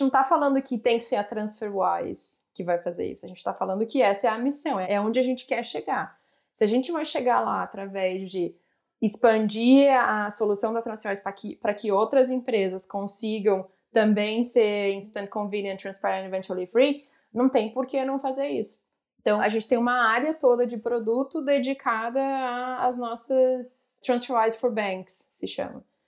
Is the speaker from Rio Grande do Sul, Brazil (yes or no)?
yes; Porto Alegre, Rio Grande do Sul, Brazil; moved away as an adult; also born or lived in Rio de Janeiro / São Paulo; eu sou gaúcha, né? Então saí de Porto Alegre, fui para o Rio